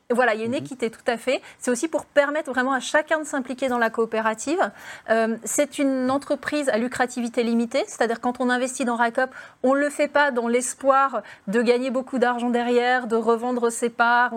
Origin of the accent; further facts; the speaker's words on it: Belfort, Bourgogne-Franche-Comté, France; j'ai grandi à Belfort, en face des usines Alstom